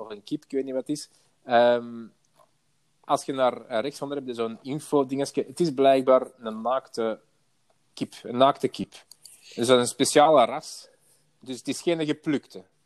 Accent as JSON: {"language": "Dutch", "town": "Antwerp", "region": "Flanders", "country": "Belgium", "moved": "as an adult", "lives_now": "Merksem, Belgium", "said": "ik kom van Antwerpen. Eh, ik, heb er vroeger gewoond"}